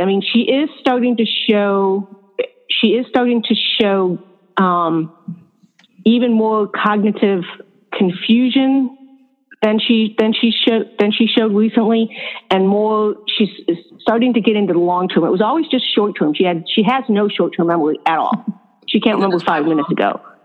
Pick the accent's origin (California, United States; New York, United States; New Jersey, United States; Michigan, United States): New York, United States; upstate; now in Florida, United States; I was born and raised in a town up in upstate New York